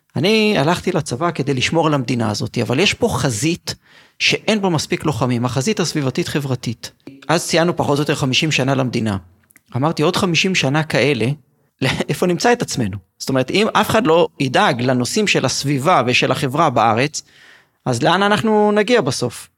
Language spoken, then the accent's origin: Hebrew; Migdal HaEmek, Northern District, Israel; אני בעצמי גדלתי את ילדותי, ביליתי בעיירת פיתוח, במגדל העמק. וכשהייתי בן עשר עברנו למושב